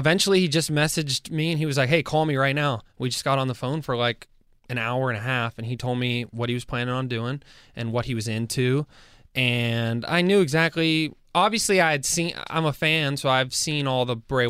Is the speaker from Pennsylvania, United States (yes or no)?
yes; Pittsburgh, Pennsylvania, United States; we're from Pittsburgh.